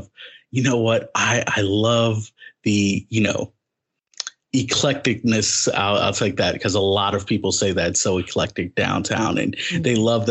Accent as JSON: {"language": "English", "town": "Richmond", "region": "Virginia", "country": "United States", "tie": "born or raised there", "said": "I grew up in Richmond and I was part of some of these nonprofit programs in Richmond"}